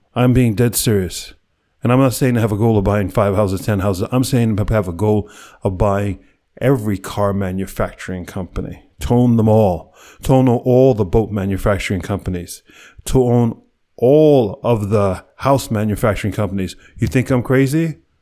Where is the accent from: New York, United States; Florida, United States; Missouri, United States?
New York, United States; New York City; born or raised there